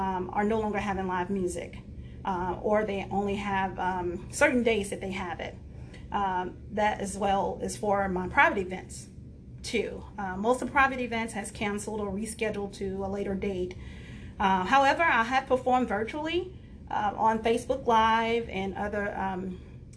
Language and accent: English; Chicago, Illinois, United States; I am originally from Chicago, Illinois.